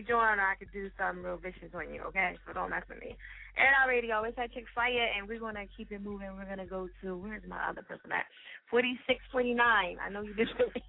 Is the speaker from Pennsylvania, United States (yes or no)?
no; New Jersey, United States; now in Philadelphia, United States; I'm from Jersey